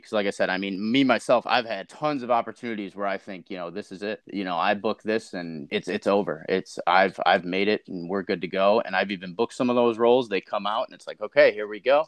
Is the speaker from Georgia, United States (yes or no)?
no; Chicago, Illinois, United States; I'm from Chicago, Illinois.